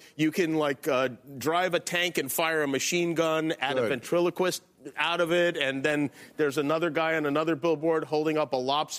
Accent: Las Vegas, Nevada, United States; moved away; I grew up in Las Vegas.

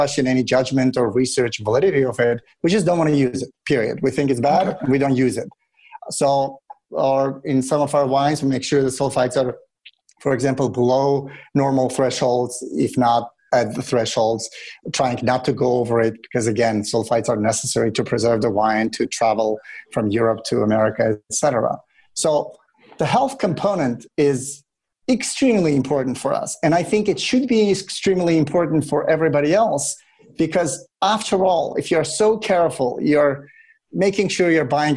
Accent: Russia; now in United States; I grew up in Russia

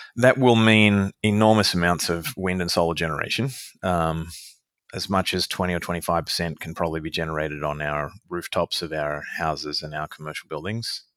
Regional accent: Australia; being an Australian citizen

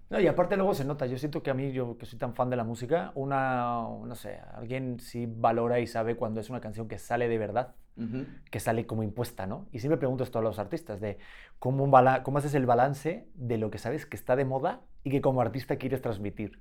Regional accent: Madrid, Community of Madrid, Spain; also born or lived in Beijing / India; now in Mexico; Es que yo soy de Madrid.

